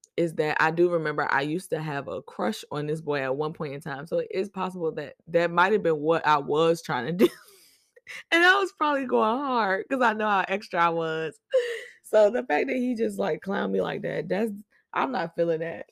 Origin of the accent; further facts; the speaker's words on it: Boston, Massachusetts, United States; now in Virginia, United States; I was born in Boston, but I live in V